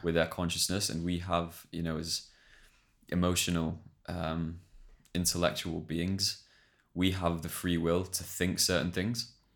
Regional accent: England, United Kingdom; we're English

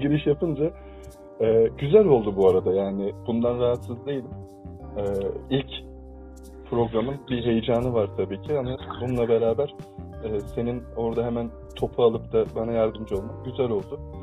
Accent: Adana, Turkey; also born or lived in İzmir; İzmir'de doğdum, Adana'da büyüdüm.

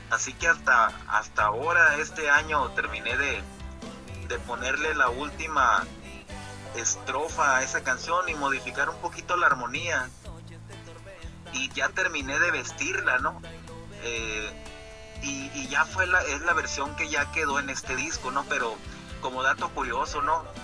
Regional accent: Guatabampo, Sonora, Mexico; la empecé precisamente el, el, año 95, allá en mi pueblo, en Guatabampo.

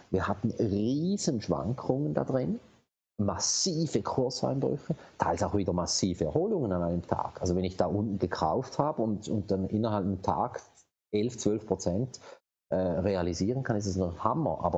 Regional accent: Switzerland; Und, und wir als Schweizer haben ja immer noch einen großen Vorteil äh, mit einer eigenen Währung.

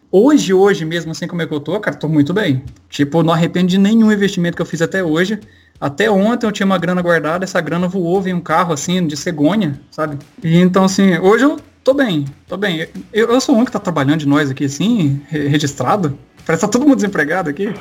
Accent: Minas Gerais, Brazil; moved away as an adult; eu sou de Minas, né? E eu sou de uma cidadezinha pequena, cara.

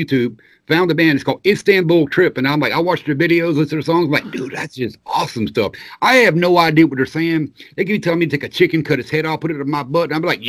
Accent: the South, United States; Yeah, I grew up in the South. We always had Crystal

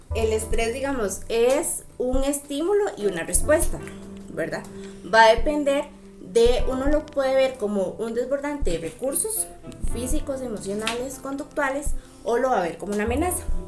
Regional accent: Tierra Blanca, Cartago, Costa Rica; soy de Tierra Blanca

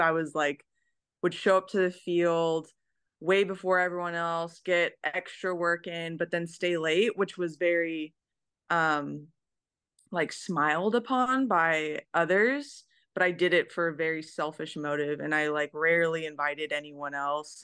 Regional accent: Merced, California, United States; moved away as an adult; now in Tokyo, Japan; I'm from Merced, California.

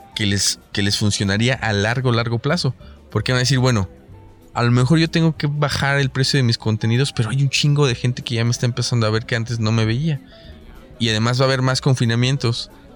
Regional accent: Mexico; estamos en México

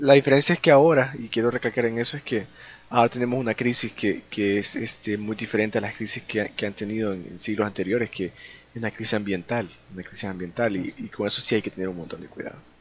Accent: El Salvador; somos de El Salvador

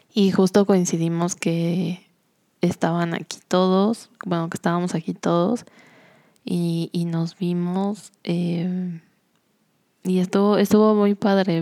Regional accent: Cuernavaca, Morelos, Mexico; moved away as an adult; also born or lived in Mexico City; now in San Luis Potosí, Mexico; el lugar donde creciste toda tu vida

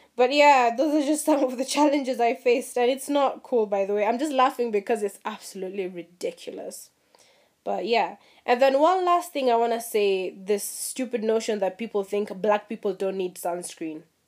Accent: Mombasa, Mombasa County, Kenya; my experience was growing up in Mombasa

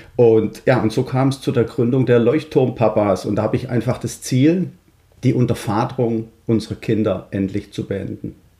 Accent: Stuttgart, Baden-Württemberg, Germany; accent: Swabian; moved away as an adult; now in Netherlands; ich bin 47 Jahre gebürtiger Schwabe aus Stuttgart, was man wahrscheinlich unschwer hören kann

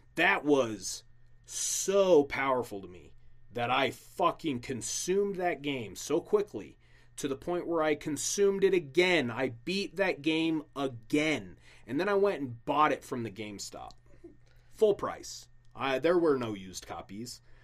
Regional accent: Utah, United States; I grew up in Utah since I was 10

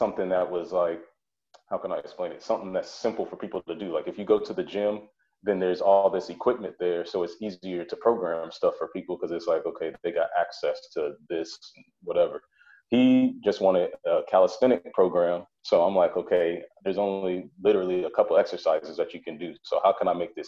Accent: Springfield, Illinois, United States; moved away as an adult; also born or lived in Colorado / Texas / Missouri; now in Maryland, United States; I left my hometown, which is Springfield, Illinois. I left there in 2007 for school.

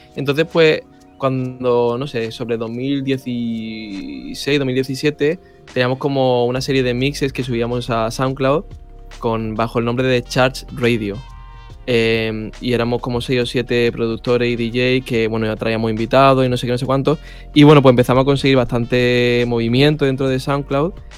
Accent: Málaga, Andalusia, Spain; yo de Málaga

